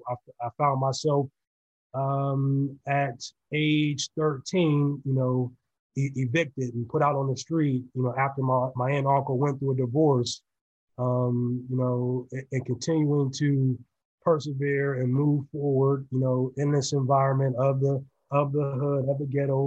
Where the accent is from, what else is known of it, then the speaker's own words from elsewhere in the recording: Sharon, Pennsylvania, United States; also born or lived in Youngstown, Ohio; So, you know, I was born in Youngstown, Ohio, raised just across the border in Sharon, Pennsylvania, a very humble community.